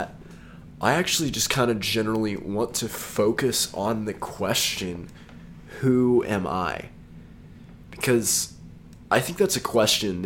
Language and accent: English; Texas, United States; I'm from Texas